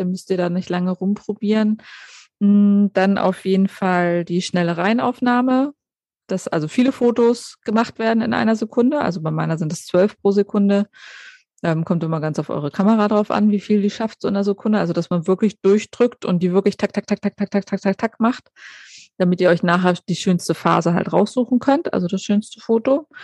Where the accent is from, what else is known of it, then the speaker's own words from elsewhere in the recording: Germany; bei uns in Deutschland